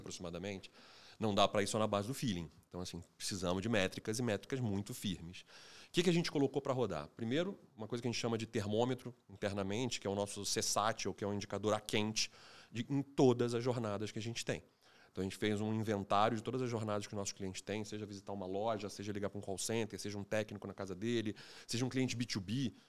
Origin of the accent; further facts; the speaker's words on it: Rio de Janeiro, Brazil; eu sou carioca também